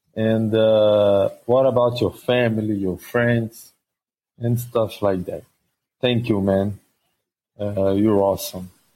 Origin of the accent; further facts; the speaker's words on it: Rio de Janeiro, Brazil; I'm from Rio, Brazil